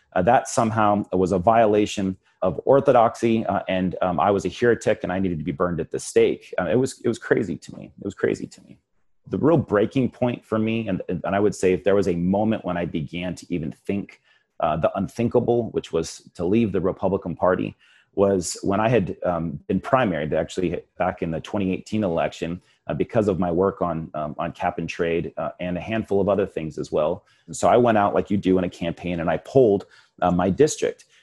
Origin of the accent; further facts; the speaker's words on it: Yucca Valley, California, United States; Yucca Valley Town Council, my hometown